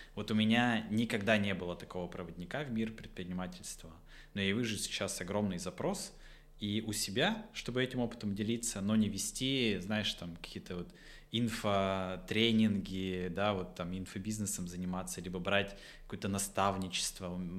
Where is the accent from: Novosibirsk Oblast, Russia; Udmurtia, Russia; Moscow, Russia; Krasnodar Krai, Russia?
Udmurtia, Russia; Votkinsk; also born or lived in Izhevsk; я из Воткинска